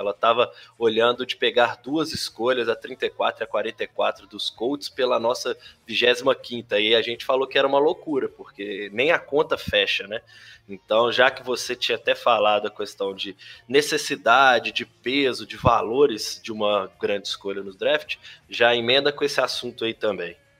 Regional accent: Belo Horizonte, Minas Gerais, Brazil; eu que sou de Belo Horizonte

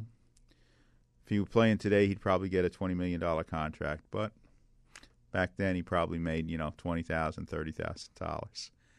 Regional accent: New York City, New York, United States; when I was growing up in Brooklyn back in the early 60s

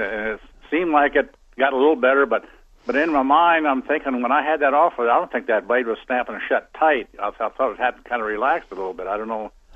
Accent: Midwest, United States; moved away as an adult; I come from the Midwest.

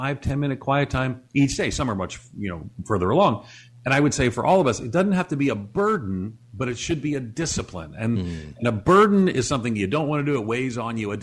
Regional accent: New York City, New York, United States; moved away; also born or lived in Chicago; I grew up in New York City and then I lived in Chicago

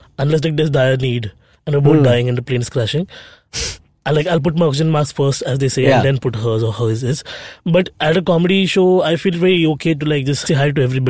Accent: Bhayandar, Maharashtra, India; growing up in Bhayandar.

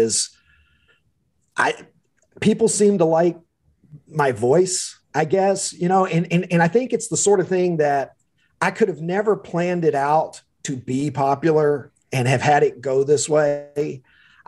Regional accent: Kentucky, United States; accent: drawl; moved away as an adult; also born or lived in Chicago area; now in Chicago, United States; I am a Kentuckian by birth and lived there long enough that I think the drawl is going to be with me forever

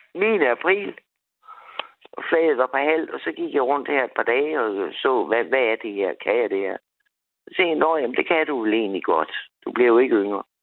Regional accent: Copenhagen, Capital Region of Denmark, Denmark; moved away as an adult; now in Assens, Denmark; jeg kommer fra København. Øh, og det er jo kun otte år, jeg har boet her

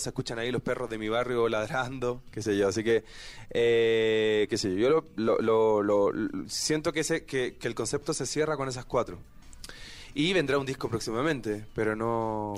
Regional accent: Chile; mi tierra

